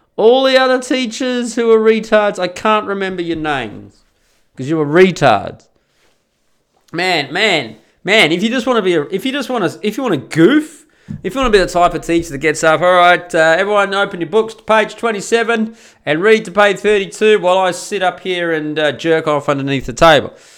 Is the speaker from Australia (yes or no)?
yes; Australia; first language English; I'm an Australian, so I'm a native English speaker